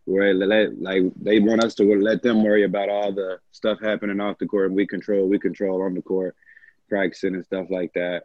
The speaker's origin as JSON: {"language": "English", "town": "Irving", "region": "Texas", "country": "United States", "said": "I'm not from North Richland Hills either. I'm from Irvin"}